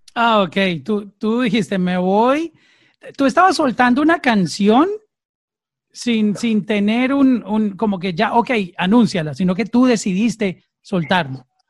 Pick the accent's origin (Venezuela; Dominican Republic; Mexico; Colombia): Colombia; now in Miami, United States; Soy colombiano